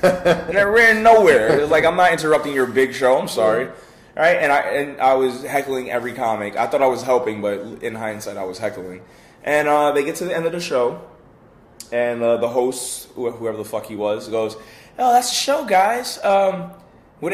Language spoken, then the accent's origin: English; Bronx, New York, United States; The Bronx.